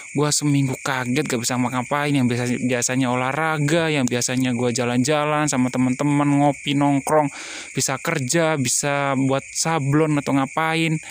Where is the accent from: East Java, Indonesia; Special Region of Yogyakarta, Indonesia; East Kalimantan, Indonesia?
East Java, Indonesia; Gresik; now in Rantau, Indonesia; Saya dari Jawa Timur, Kota Gresik, Surabaya, tiba-tiba harus ke Kalimantan, Banjarmasin, apalagi di Kabupaten Tapin.